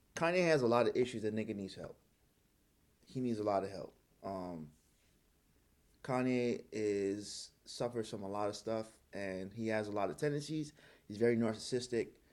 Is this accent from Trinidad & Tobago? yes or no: yes; Trinidad & Tobago; moved away; also born or lived in New York; I grew up in Trinidad